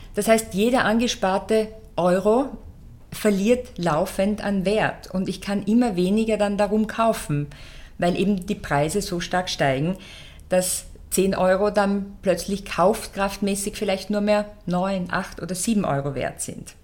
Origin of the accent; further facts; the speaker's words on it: Austria; bei uns in Österreich